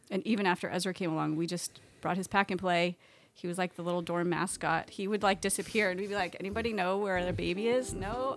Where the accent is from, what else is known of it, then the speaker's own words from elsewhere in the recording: Oregon, United States; moved away as an adult; I was born in Oregon and grew up there